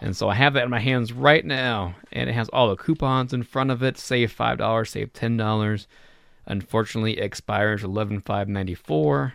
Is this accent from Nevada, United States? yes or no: yes; Reno, Nevada, United States; moved away; my hometown store, my Reno store